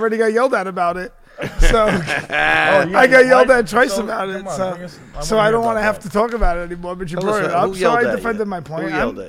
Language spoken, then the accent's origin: English; New York City, New York, United States; I'm from Brooklyn.